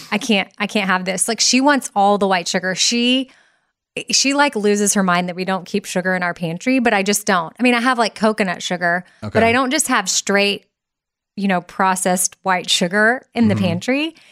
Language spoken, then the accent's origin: English; Austin, Texas, United States; I'm from Austin, Texas.